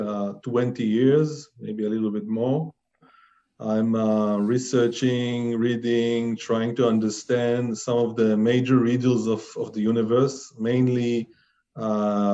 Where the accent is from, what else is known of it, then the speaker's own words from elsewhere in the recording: Israel; I'm from Israel